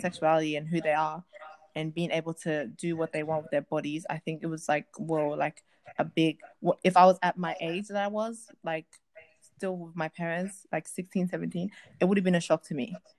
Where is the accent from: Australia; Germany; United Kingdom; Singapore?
Australia; I'm an Australian girl, like an African Australian